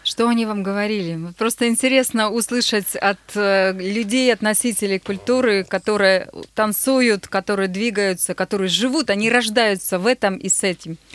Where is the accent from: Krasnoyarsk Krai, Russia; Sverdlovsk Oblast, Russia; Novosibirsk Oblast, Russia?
Sverdlovsk Oblast, Russia; Nizhny Tagil; moved away; открыть в моем родном городе танцевальную студию Max Dance